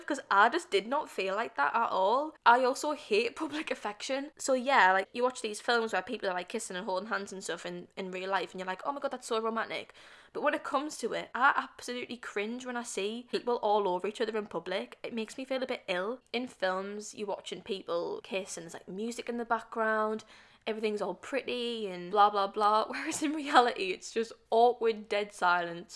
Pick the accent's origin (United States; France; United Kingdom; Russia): United Kingdom; being British.